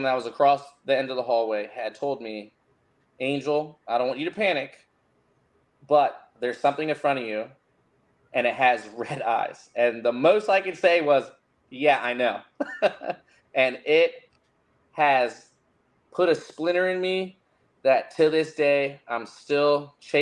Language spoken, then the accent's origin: English; Fredericksburg, Virginia, United States; moved away; I'm originally from Fredericksburg, Virginia, Spotsylvania.